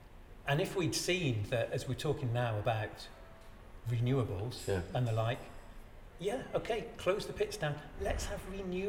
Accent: Cardiff, Wales, United Kingdom; also born or lived in Swansea; I grew up in Cardiff in the 80s.

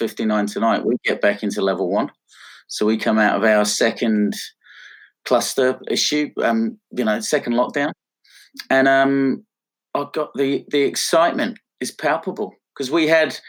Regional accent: Pom, England, United Kingdom; now in Australia; being a POM, as you can tell by my silly accent

